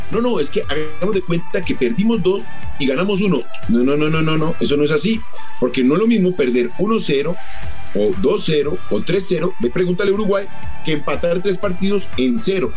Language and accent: Spanish; Colombia; nosotros como colombianos